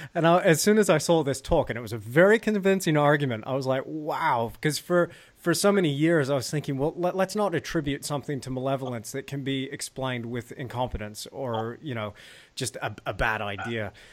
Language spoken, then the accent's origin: English; United States; moved away as an adult; now in New Zealand; we're both American